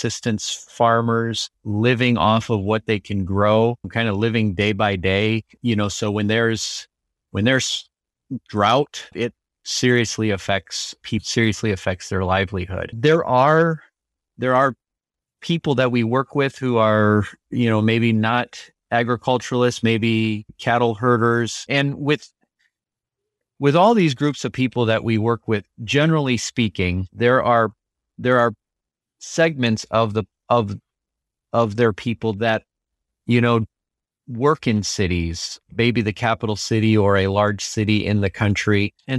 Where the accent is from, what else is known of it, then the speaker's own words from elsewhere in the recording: Liberia; moved away as an adult; now in United States; I say returned. I was born and raised in Liberia. So coming to the United States for college was actually kind of like going to a new country.